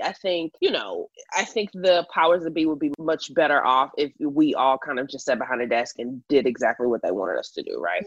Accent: Houston, Texas, United States; now in Los Angeles, United States; born and raised in Houston, Texas, and now I live in Los Angeles

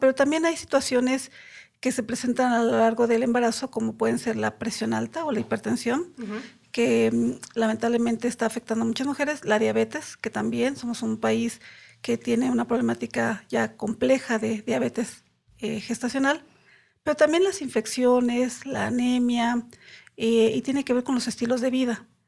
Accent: Mexico City, Mexico; soy de aquí de la Ciudad de México

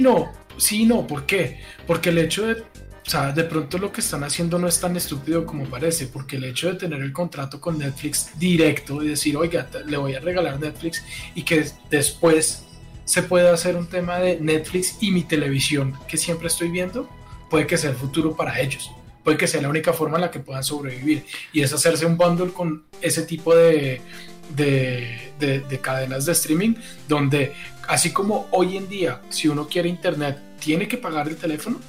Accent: Bogotá, Bogotá Capital District, Colombia; todos somos rolos aquí.

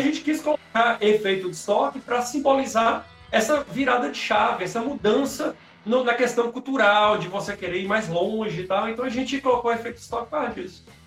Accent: Jequitinhonha, Minas Gerais, Brazil; accent: baianeiro; nós somos especificamente da cidade de Jequitinhonha

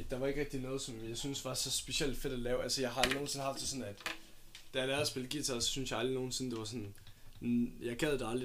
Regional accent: Odense, Southern Denmark, Denmark; born there; Jeg, øh, jeg er født i Odense.

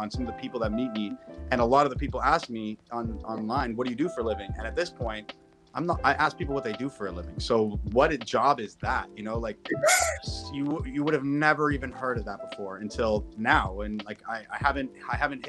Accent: Toronto, Ontario, Canada; I grew up here in Toronto, Canada, Ontario.

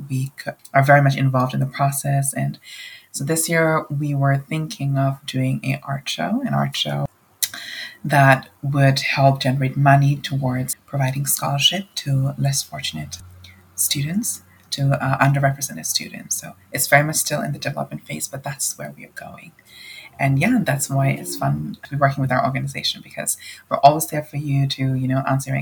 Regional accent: Nepal; moved away as an adult; now in United States; I'm an international student at De Anza, and I come from Nepal

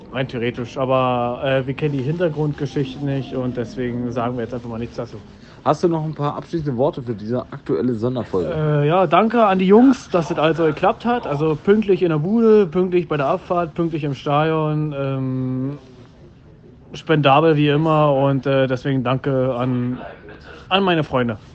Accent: Berlin, Germany; Ja, gut, als Düssen-Fan und als äh, Berliner äh, war es ja ein gerechtes Ergebnis.

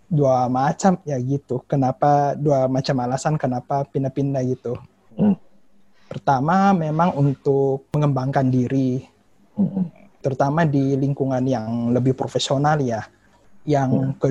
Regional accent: Makassar, South Sulawesi, Indonesia; moved away; also born or lived in Jakarta; Jadi sebenarnya sih kemarin asal asalku itu dari Makassar, Sulawesi Selatan. Tapi sempat merantau ke Jakarta juga

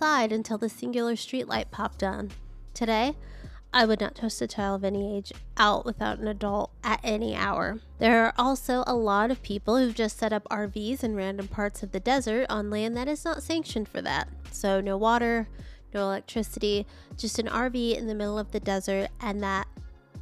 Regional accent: San Gorgonio area, California desert, United States; I also grew up in the California desert in a place so small that it's considered just a basic little community

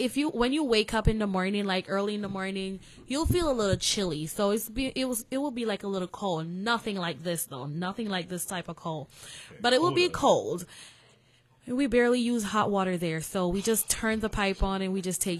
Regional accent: Jamaica; now in New York City, United States; I'm Jamaican

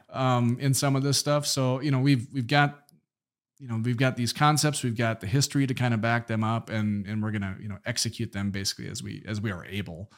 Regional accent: Minot, North Dakota, United States; neighborhoods in Minot, my hometown

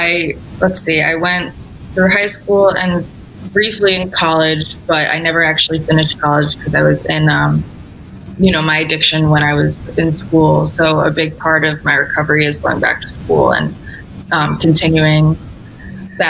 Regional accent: New York, United States; moved away as an adult; now in Connecticut, United States; I was born and raised in New York

